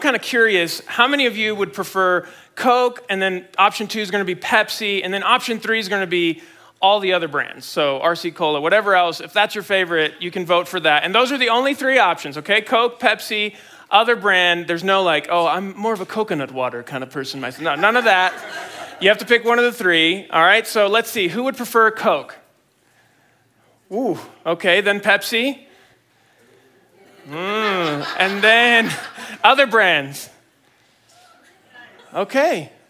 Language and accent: English; Mexico City, Mexico; I grew up in Mexico City, Mexico, because my parents are missionaries there, and they're still there. They're at the same church that I grew up in.